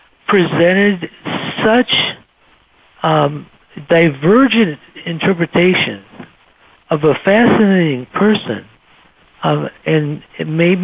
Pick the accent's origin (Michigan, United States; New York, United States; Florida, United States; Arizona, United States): Michigan, United States; Muskegon; moved away as an adult; also born or lived in Chicago, Illinois; now in Cedar Falls, United States; I grew up in Muskegon, Michigan, which is near Grand Rapids, and then I went and lived for about 12 or 13 years in Chicago